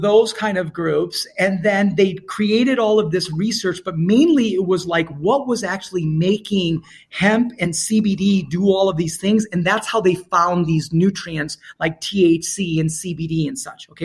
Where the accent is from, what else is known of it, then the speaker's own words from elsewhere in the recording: India; I'm Indian